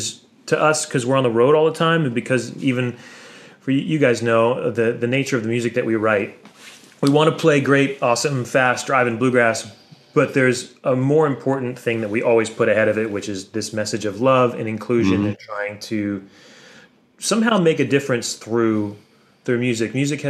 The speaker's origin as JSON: {"language": "English", "town": "Brooklyn", "region": "New York", "country": "United States", "tie": "born or raised there", "said": "I maybe didn't say it, but I grew up in New York City. And I didn't grow up at all, like bluegrass had to find... I had to find it."}